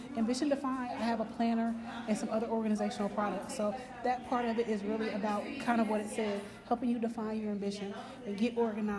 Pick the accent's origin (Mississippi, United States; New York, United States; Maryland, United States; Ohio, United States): Ohio, United States; Dayton; I'm from Ohio, Dayton specifically.